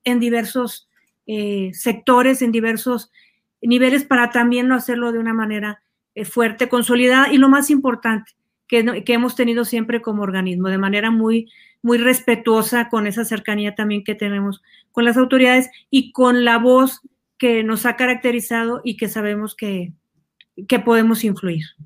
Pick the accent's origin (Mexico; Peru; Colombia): Mexico; generamos ingresos en nuestro país